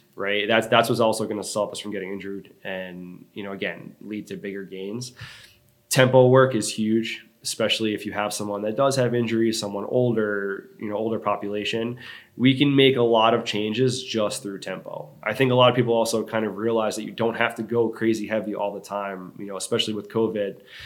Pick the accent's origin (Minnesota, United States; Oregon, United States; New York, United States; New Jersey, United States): New York, United States; Long Island; moved away as an adult; now in Charleston, United States; I grew up on Long Island for most of my my adolescent life